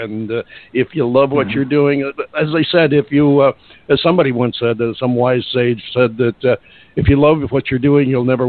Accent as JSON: {"language": "English", "town": "Utica", "region": "New York", "country": "United States", "also_born_or_lived": "Capital District, New York", "moved": "yes", "said": "I'm from the Utica Rome area, and I spent a lot of time in the Capital District."}